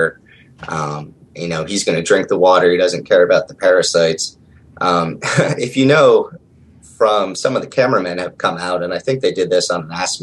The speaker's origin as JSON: {"language": "English", "town": "Harrisburg", "region": "Pennsylvania", "country": "United States", "said": "I'm from Harrisburg, Pennsylvania"}